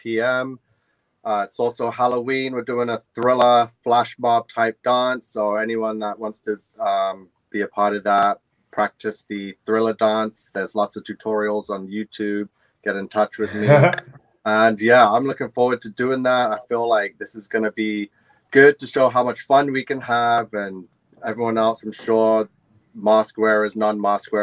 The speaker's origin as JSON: {"language": "English", "region": "England", "country": "United Kingdom", "tie": "born or raised there", "moved": "yes", "lives_now": "Canada", "said": "I grew up in England, so we actually do celebrate Guy Fawkes Night"}